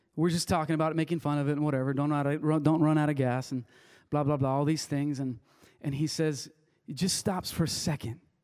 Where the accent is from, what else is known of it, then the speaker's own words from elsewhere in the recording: Wilmington, United States; first language Spanish; English is a second language; I grew up in little town in Wilmington